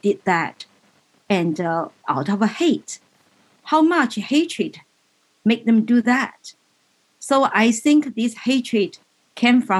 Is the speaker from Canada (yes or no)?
no; China; moved away as an adult; now in United States; I was born in China